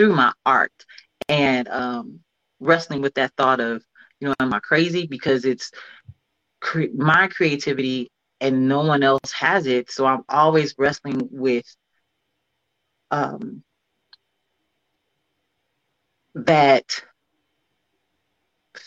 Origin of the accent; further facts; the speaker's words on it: Cleveland, Ohio, United States; now in California, United States; I'm from Cleveland, but I moved to California